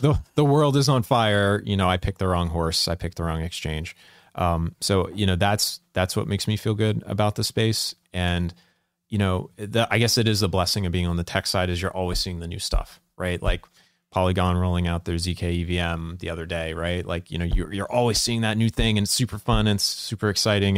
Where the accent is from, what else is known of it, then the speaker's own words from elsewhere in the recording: Salisbury, Maryland, United States; I'm from the small town, Salisbury, Maryland